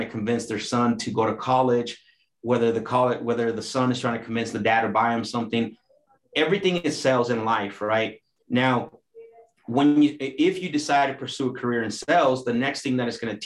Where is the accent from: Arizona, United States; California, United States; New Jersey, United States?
Arizona, United States; Phoenix; also born or lived in Mexico; I'm from Arizona, pretty much, technically